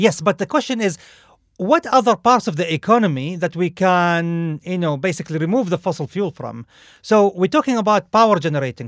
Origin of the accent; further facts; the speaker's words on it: Saudi Arabia; moved away; I grew up in Saudi Arabia